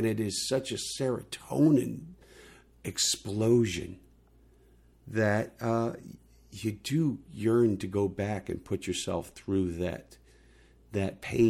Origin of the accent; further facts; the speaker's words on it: California, United States; the other thing that you got to remember, people, is that I came from California.